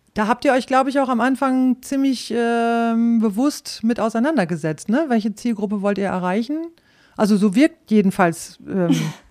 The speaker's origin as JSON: {"language": "German", "town": "Rhauderfehn", "region": "Lower Saxony", "country": "Germany", "tie": "born or raised there", "also_born_or_lived": "Osnabrück", "moved": "as an adult", "said": "ich stamme aus Ostfriesland"}